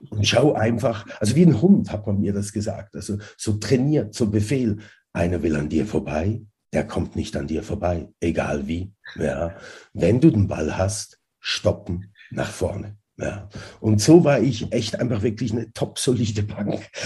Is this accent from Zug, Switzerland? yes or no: no; Zurich, Switzerland; und dann in Zürich äh, aufgewachsen oder in der Schweiz aufgewachsen